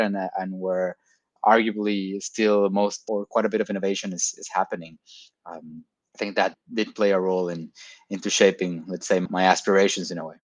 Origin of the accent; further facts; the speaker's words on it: Tijuana, Baja California, Mexico; moved away as an adult; now in Lisbon, Portugal; Originally from Mexico. Okay. Born and raised in in TJ, uh, Tijuana, Baja California.